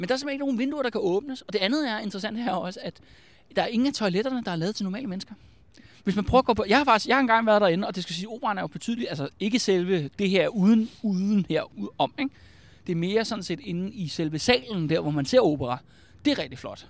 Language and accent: Danish; Albertslund, Capital Region of Denmark, Denmark; jeg er fra Albertslund